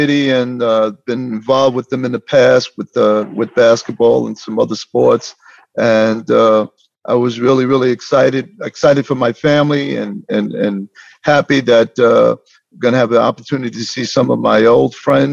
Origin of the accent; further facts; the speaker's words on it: Mount Vernon, United States; also born or lived in Brazil; I was born in Brazil. I came here when I was 5 years old and moved into Mount Vernon and went through the school system